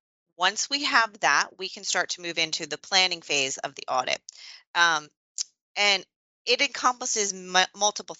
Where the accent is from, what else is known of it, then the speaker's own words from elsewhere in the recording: Northeast, United States; I'm from the Northeast